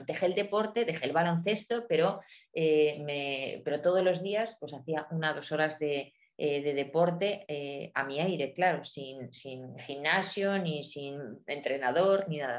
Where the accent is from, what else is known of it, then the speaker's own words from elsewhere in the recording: La Valcueva, Castile and León, Spain; moved away as an adult; also born or lived in Madrid; now in León, Spain; nací en la montaña central de, León, en la Valcueva